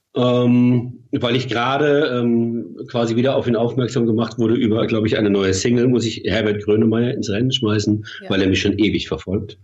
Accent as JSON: {"language": "German", "town": "Mannheim", "region": "Baden-Württemberg", "country": "Germany", "said": "Wir sind beide aus Mannheim"}